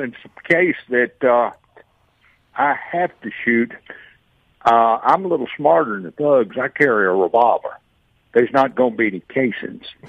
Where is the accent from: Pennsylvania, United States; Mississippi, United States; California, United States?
Mississippi, United States; Rankin County; I'm from Rankin County. I'm a pasty white boy